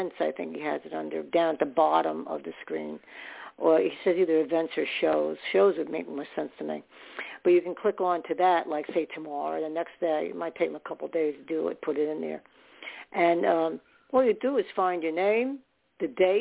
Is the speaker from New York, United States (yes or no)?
yes; New York City, New York, United States; I was born in New York